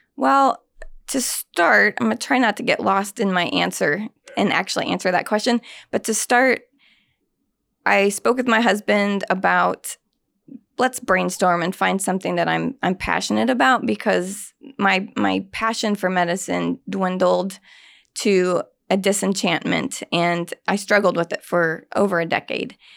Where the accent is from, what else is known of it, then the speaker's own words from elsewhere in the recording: Indianapolis, Indiana, United States; I grew up on the south side of Indianapolis